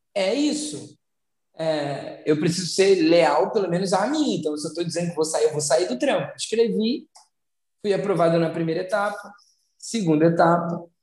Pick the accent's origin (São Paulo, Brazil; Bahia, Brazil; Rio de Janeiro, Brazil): Rio de Janeiro, Brazil; São Gonçalo; eu venho de São Gonçalo